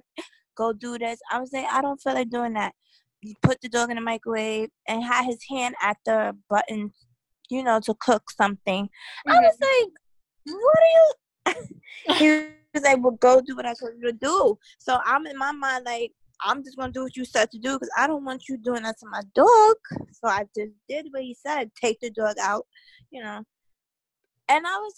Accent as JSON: {"language": "English", "town": "New York City", "region": "New York", "country": "United States", "said": "I'm from New York City"}